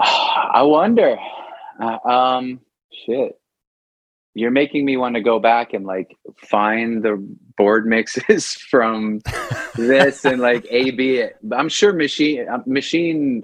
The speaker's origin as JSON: {"language": "English", "area": "Long Island", "region": "New York", "country": "United States", "tie": "born or raised there", "said": "my grandparents were born in Brooklyn, my dad was born in Brooklyn, and I was born in Long Island"}